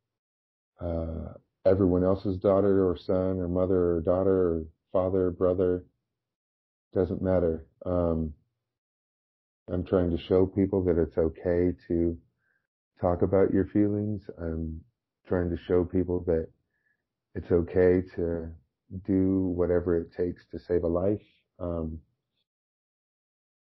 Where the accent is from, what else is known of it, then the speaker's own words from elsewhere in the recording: right outside of Orange County, California, United States; my hometown, which is right outside of Orange County, California